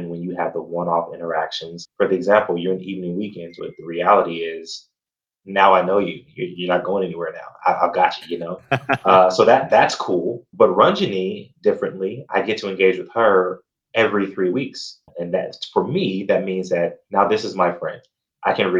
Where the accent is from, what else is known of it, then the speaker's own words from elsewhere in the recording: Gary, Indiana, United States; I grew up in Gary, Indiana